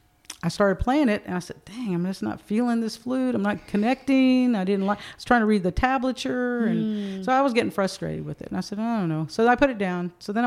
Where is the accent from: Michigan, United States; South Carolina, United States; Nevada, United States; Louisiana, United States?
South Carolina, United States; Clover; first language Spanish; English is a second language; also born or lived in Kingsville, Texas; And although my first language was Spanish, my mother, when we moved to Clover, South Carolina, she wanted me to fit in. So it didn't encourage me to keep speaking Spanish.